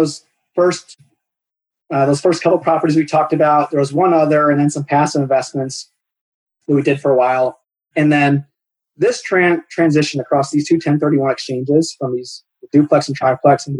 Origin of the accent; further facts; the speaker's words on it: Cleveland, Ohio, United States; I grew up in Cleveland, or just east of Cleveland.